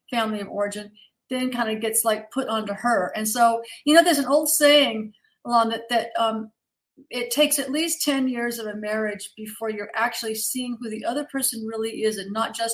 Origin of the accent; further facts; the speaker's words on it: Kentucky, United States; born there; actually, I was born in Kentucky, so I know it's a long way from Georgia, but still, I, I can